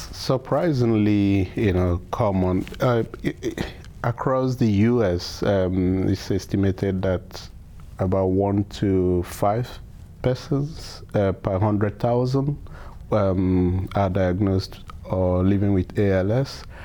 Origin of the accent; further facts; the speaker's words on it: Nigeria; also born or lived in Edison, New Jersey; now in United States; I'm originally from Nigeria.